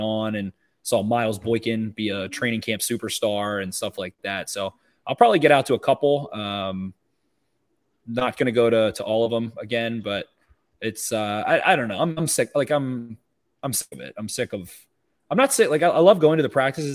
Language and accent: English; Carroll County, Maryland, United States; I'm from Carroll County